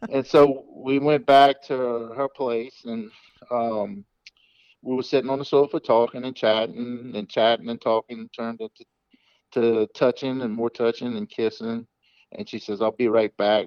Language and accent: English; the South, United States; I'm from the South, so I'm going to say yes, ma'am